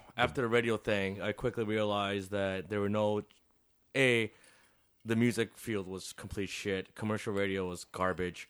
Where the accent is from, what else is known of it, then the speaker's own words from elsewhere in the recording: Chicago, Illinois, United States; also born or lived in Des Plaines, Illinois; eight years here, four years in the suburbs. I didn't really hang out there. And then I lived in the city ever since